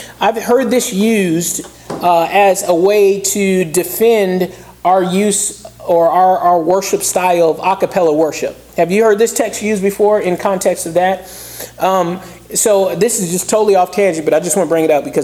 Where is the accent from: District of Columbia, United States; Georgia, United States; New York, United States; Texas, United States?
Georgia, United States; Southeast; I grew up in Southeast Georgia